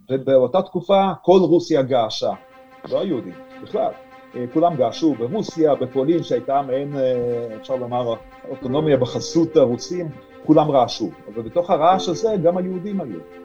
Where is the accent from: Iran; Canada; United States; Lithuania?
Lithuania; first language Yiddish; Hebrew is a second language; now in Israel; אני עצמי נולדתי בליטא ולמדתי בבית ספר אה, ליטאי